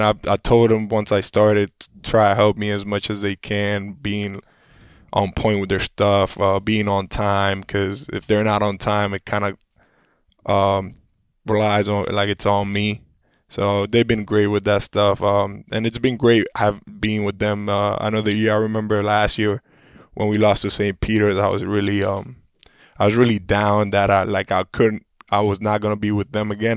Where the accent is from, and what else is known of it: Puerto Rico; born or raised there; moved away